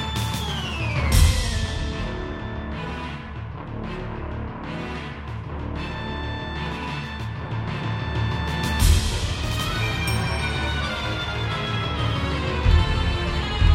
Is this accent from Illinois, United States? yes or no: no; Kansas, United States; I'm from Kansas